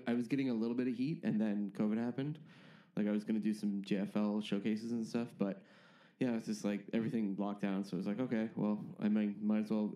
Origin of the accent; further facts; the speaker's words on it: Canada; moved away as an adult; now in London, United Kingdom; that's why I sound like this. Everyone listening at home, I'm Canadian